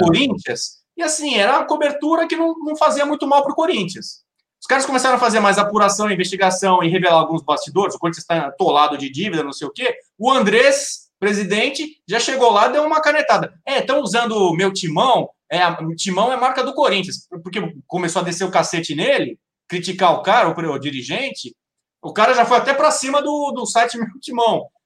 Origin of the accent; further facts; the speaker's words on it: São Paulo, Brazil; moved away as an adult; now in Rio de Janeiro, Brazil; Eu sou de São Paulo